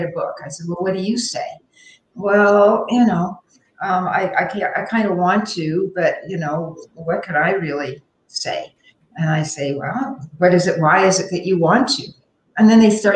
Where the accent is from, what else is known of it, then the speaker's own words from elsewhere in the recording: Toronto, Ontario, Canada; moved away as an adult; also born or lived in Montreal; I lived in Montreal, but I was from Toronto